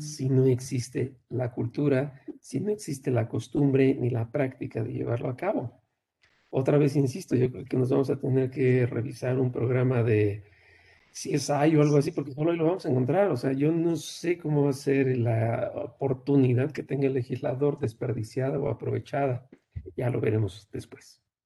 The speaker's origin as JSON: {"language": "Spanish", "country": "Mexico", "said": "yo también soy mexicano"}